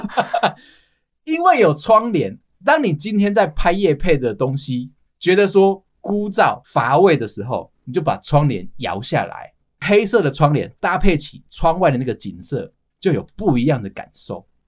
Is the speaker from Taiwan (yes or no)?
yes; Taipei, Taiwan; 身为我们台北人哦，我们对于葱油饼这件事情，可能就只有那一两家